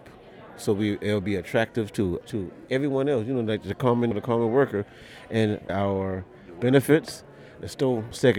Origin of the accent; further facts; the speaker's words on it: Charleston, South Carolina, United States; Charleston, South Carolina.